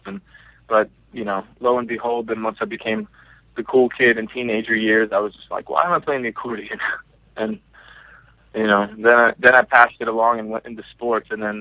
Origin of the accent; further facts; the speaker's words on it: Bethlehem, Pennsylvania, United States; I was born and raised in Pennsylvania, like Bethlehem, actually